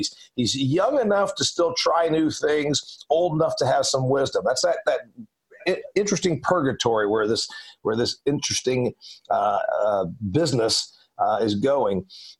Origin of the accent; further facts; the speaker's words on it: Indiana, United States; I'm from Indiana. He's from Indiana. We grow corn and soybeans like crazy there. We grow a lot of livestock.